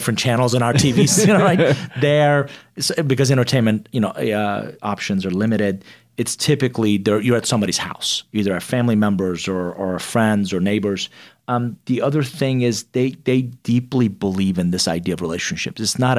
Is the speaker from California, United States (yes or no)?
no; Atlanta, Georgia, United States; also born or lived in Iran; It was a rough patch. And, you know, growing up in the outskirts of Atlanta, they didn't know there weren't a whole lot of Iranians there